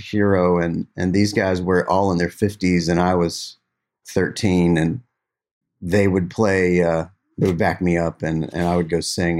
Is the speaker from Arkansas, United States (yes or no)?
no; Glendale, West Virginia, United States; I grew up playing in my hometown